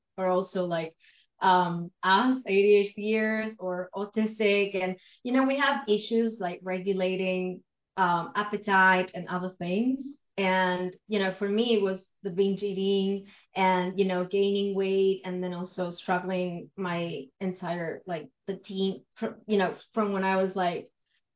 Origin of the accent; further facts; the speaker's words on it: Buenos Aires, Argentina; first language Spanish; English is a second language; I'm from Argentina, Buenos Aires in particular